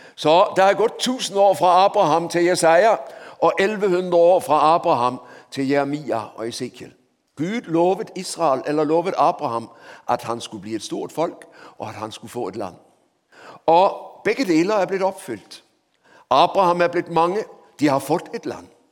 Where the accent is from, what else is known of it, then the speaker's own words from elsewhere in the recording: Denmark; Norwegian is a second language; moved away as an adult; also born or lived in Oslo, Norway / Grimstad, Norway; now in Norway; så hører du på språket mitt at jeg ikke er ekte, jeg er båtflyktning fra Danmark